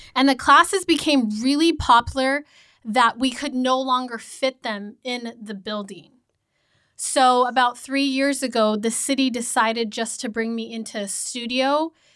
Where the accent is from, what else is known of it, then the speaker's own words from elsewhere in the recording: Redlands, California, United States; I grew up in Redlands